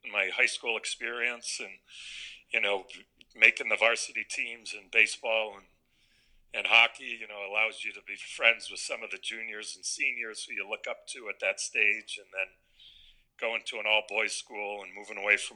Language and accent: English; Connecticut, United States; also born or lived in Corpus Christi, Texas / California / Washington; I grew up in Connecticut since I was six years old